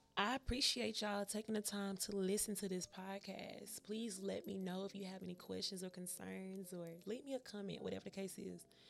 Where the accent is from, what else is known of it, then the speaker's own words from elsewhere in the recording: Memphis, Tennessee, United States; I'm from Memphis, Tennessee